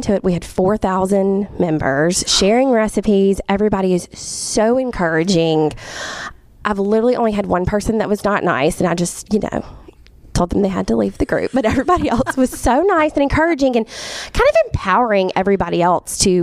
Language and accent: English; Jackson, Mississippi, United States; I was born and raised in Jackson.